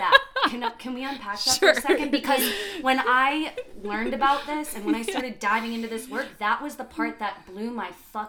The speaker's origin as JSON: {"language": "English", "town": "New York City", "region": "New York", "country": "United States", "tie": "born or raised there", "moved": "yes", "lives_now": "Boulder, United States", "said": "I grew up in New York City."}